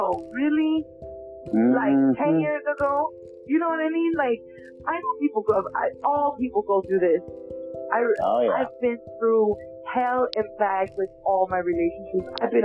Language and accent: English; Los Angeles, California, United States; I grew up in North Hollywood